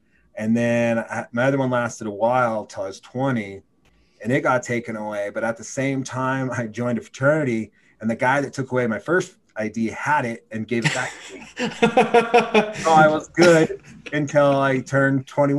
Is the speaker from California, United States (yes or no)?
no; Oregon, United States; I was from Oregon, so I knew it. I knew the town.